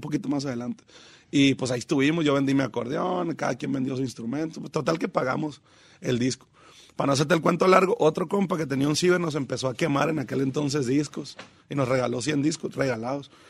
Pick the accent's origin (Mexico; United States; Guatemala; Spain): Mexico; Mazatlán, Sinaloa; also born or lived in Los Mochis / Guasave / Picachos; Caemos a Mazatlán porque papá es maestro.